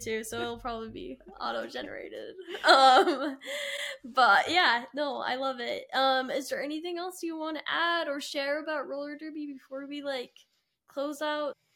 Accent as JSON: {"language": "English", "region": "Utah", "country": "United States", "said": "I'm from Utah"}